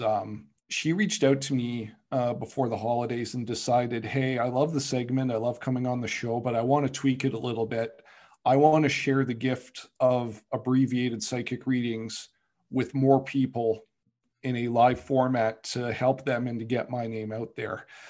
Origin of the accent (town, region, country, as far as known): Canada